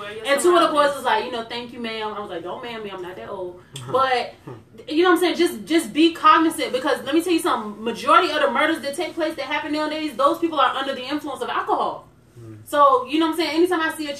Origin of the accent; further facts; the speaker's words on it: Chesapeake, Virginia, United States; I grew up in Chesapeake. I've lived in Chesapeake from third grade to graduation